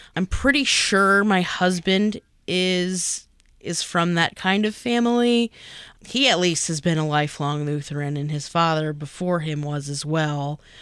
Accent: East Coast, United States; I was born on the East Coast

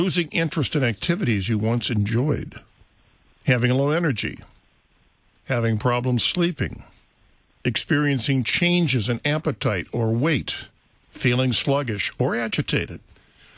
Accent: Midwest, United States; moved away as an adult; I grew up here in the Midwest, but, you know, heck, I spent the last 30 years in the land of eternal sunshine

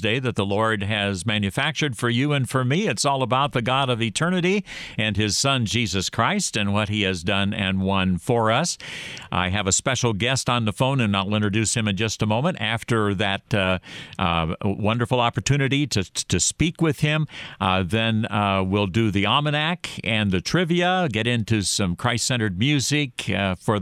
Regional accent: Madison, Wisconsin, United States; moved away; I'm from Wisconsin originally. I was born in Madison

